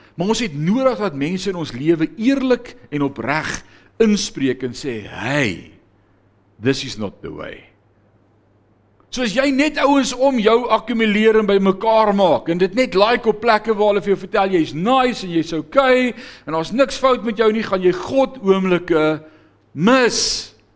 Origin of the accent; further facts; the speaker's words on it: South Africa; ons veral as blanke Afrikaners